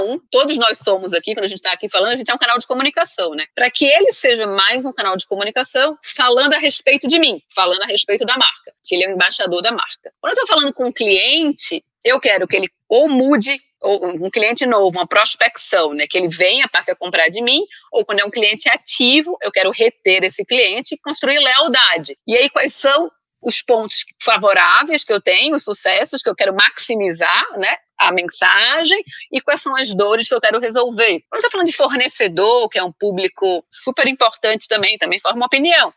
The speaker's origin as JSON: {"language": "Portuguese", "town": "Recife", "region": "Pernambuco", "country": "Brazil", "tie": "born or raised there", "also_born_or_lived": "United States", "accent": "Nordestina", "moved": "yes", "lives_now": "São Paulo, Brazil", "said": "É, sou pernambucaníssima, é, nasci no Recife e já morei em várias cidades diferentes no mundo."}